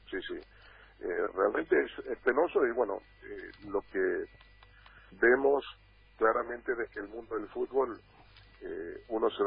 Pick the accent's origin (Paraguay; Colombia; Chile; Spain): Paraguay; Yo también estoy muy bien encerrado hace mucho tiempo acá en mi país.